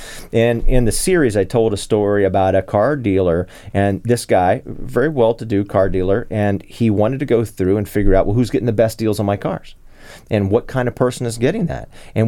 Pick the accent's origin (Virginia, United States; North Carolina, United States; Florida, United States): Virginia, United States; Arlington; I grew up in South Arlington.